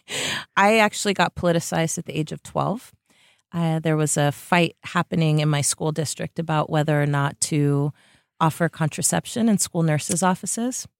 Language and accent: English; Bay Area, California, United States; also born or lived in Tiburon, California; I was, uh, born and raised in the Bay Area